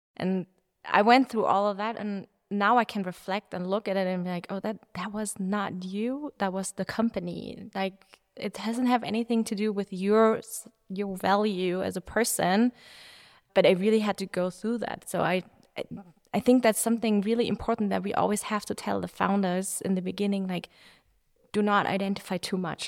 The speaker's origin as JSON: {"language": "English", "town": "Munich", "region": "Bavaria", "country": "Germany", "said": "I'm from Munich."}